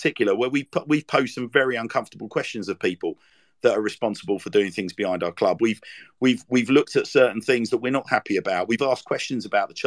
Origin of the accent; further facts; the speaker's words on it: London, United Kingdom; moved away; I'm from Lewisham.